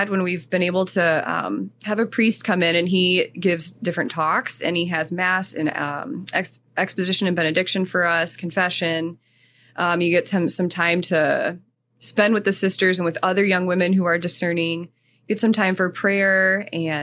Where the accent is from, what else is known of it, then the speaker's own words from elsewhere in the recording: South Bend, Indiana, United States; I'm from South Bend